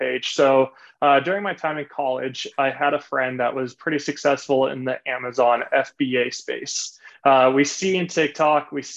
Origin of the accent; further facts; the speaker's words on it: Laguna Beach, California, United States; I originally grew up in Southern Orange County in a city called Laguna Beach